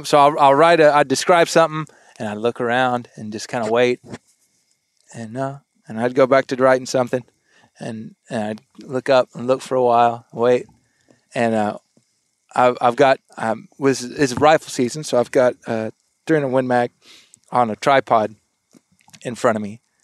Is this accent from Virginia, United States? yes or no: no; South Texas, United States; now in Arkansas, United States; I grew up in South Texas in um, the duck blinds.